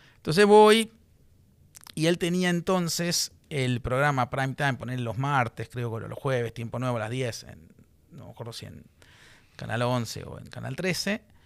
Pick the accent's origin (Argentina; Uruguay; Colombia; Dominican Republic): Argentina; me dispararon como argentino